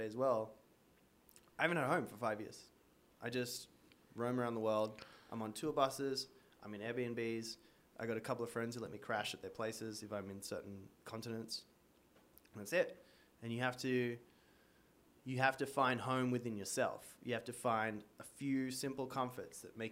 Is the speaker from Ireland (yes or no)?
no; Australia; moved away as an adult; now in United States; I was a surfer growing up in Australia, loved the ocean, came over to America